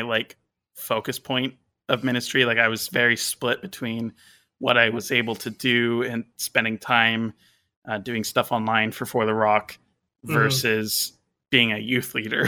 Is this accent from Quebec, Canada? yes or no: no; British Columbia, Canada; I am a Christian from British Columbia, Canada